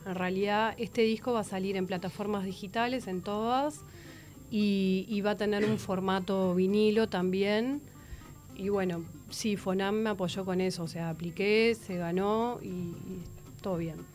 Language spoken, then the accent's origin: Spanish; Uruguay; born or raised there; also born or lived in Paris, France